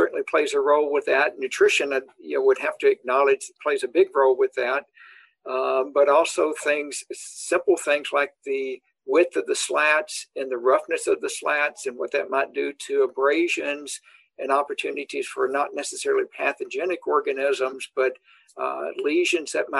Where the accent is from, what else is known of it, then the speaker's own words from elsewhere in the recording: the South, United States; also born or lived in Nebraska; now in Madison, United States; cow-calf operations growing up in the South